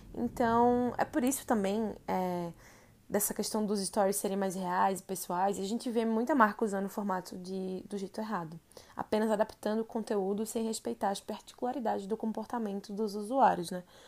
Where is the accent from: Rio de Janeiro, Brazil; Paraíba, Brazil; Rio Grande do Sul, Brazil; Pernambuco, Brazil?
Pernambuco, Brazil; Recife; moved away as an adult; now in São Paulo, Brazil; Eu sou de Recife e moro em São Paulo há quase dois anos